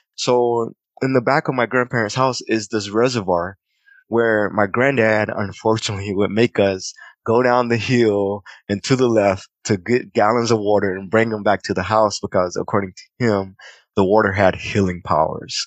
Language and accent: English; Clinton, South Carolina, United States; moved away; also born or lived in Columbia / Charleston / Virginia / Washington, D.C.; growing up in Clinton